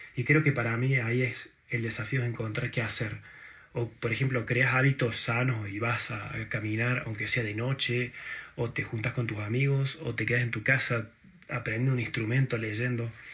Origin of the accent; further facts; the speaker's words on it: Argentina; moved away; soy argentino